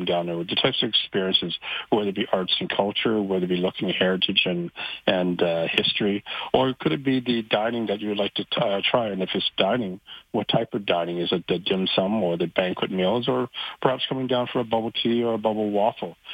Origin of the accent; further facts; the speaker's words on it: Vancouver, British Columbia, Canada; now in Calgary, Canada; growing up in Vancouver Chinatown during the 60s and 70s, it was a very vibrant place for people who lived, worked, and played